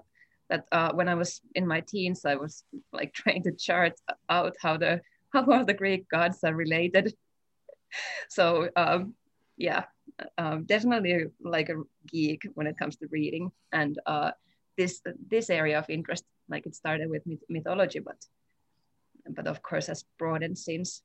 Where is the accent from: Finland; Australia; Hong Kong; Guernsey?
Finland; northern Finland; moved away as an adult; also born or lived in Helsinki, Finland; now in Fairbanks, United States; I'm originally from Finland. I grew up in northern Finland, bordering the traditional lands of the indigenous Sami people